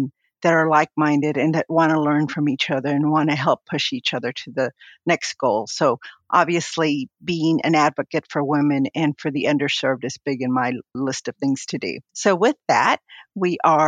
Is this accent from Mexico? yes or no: no; Rio Grande Valley, South Texas, United States; I was born in South Texas in the Rio Grande Valley